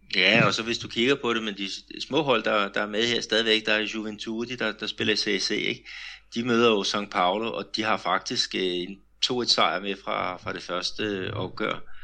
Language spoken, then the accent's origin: Danish; Denmark; now in Brazil; hjemme i Danmark